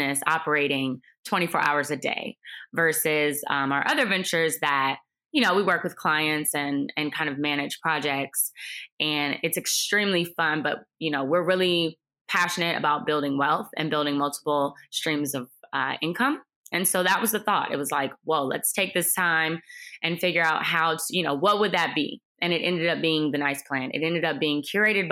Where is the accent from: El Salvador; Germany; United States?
United States; Cleveland, Ohio; I'm originally from Cleveland and I ended up at Ohio State for undergraduate studies